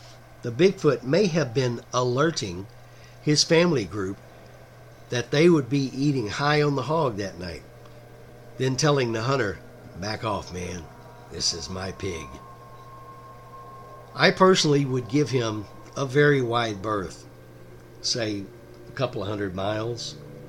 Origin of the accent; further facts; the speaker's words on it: Texas, United States; here in my home state of Texas